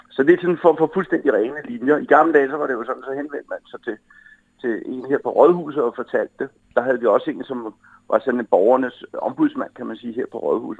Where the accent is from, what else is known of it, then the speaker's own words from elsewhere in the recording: Humlebæk, Capital Region of Denmark, Denmark; Jeg kommer jo fra Humlebæk